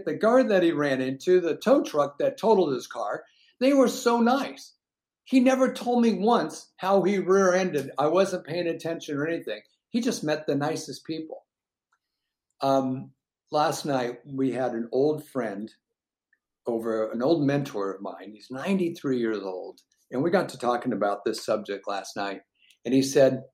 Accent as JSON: {"language": "English", "town": "Seattle", "region": "Washington", "country": "United States", "tie": "born or raised there", "said": "we were born and raised in Seattle"}